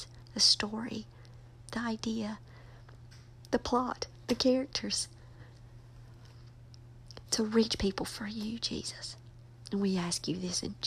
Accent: Southern, United States; accent: Southern; my accent is Southern.

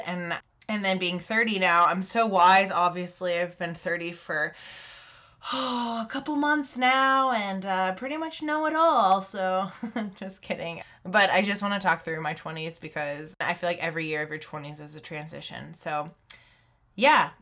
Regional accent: Texas, United States; moved away as an adult; also born or lived in Uganda; staying in Texas, um, doing Young Life

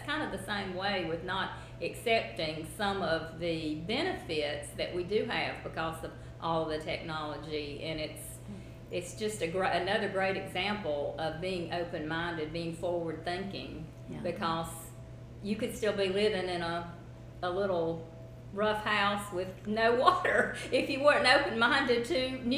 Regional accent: South Carolina, United States; I don't know if you've heard that phrase before, but growing up in South Carolina, that's what it was.

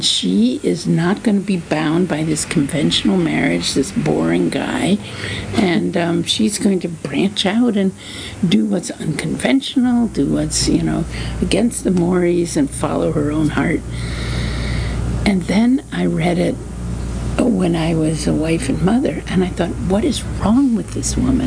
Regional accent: New Jersey, United States; also born or lived in Washington, D.C.; now in Cambridge, Massachusetts, United States; Grew up in New Jersey.

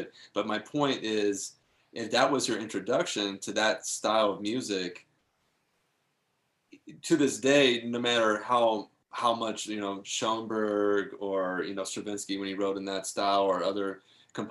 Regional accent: Topanga, California, United States; I grew up in Topanga Canyon

